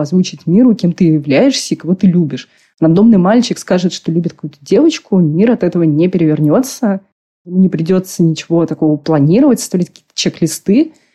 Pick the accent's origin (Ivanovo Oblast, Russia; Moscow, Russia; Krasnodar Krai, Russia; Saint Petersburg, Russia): Moscow, Russia; Я родилась в Москве, у меня родители коренные москвичи.